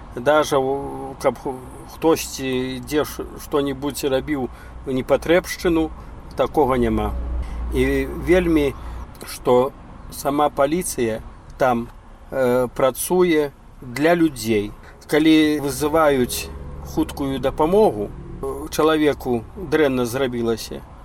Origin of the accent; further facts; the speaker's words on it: Belarus; moved away as an adult; also born or lived in United States; я беларус